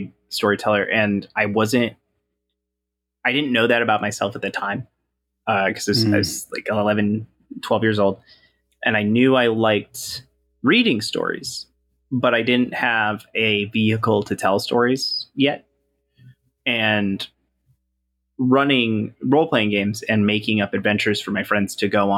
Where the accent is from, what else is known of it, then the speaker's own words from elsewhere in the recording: Bay City, Michigan, United States; I grew up in Bay City, Michigan